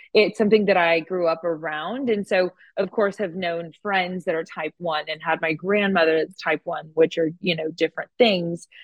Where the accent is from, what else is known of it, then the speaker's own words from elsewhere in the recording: Oklahoma, United States; moved away as an adult; also born or lived in Norman, Oklahoma; now in Austin, United States; I grew up in Oklahoma